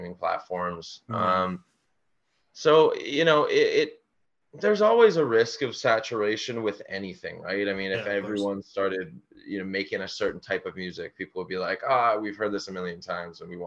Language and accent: English; Toronto, Ontario, Canada; we're from Toronto, and a big artist around where we're from is ….